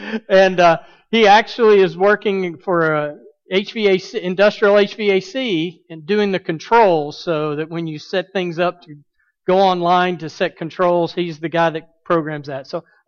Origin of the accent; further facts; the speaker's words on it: Birmingham, Alabama, United States; moved away as an adult; also born or lived in Montgomery, Alabama / St. Louis, Missouri / Southern California; now in Atlanta, United States; I grew up in Birmingham. I've been a pastor in Montgomery, Alabama, St. Louis, Missouri, and now I'm here in Atlanta, Georgia. But Birmingham is what I call home.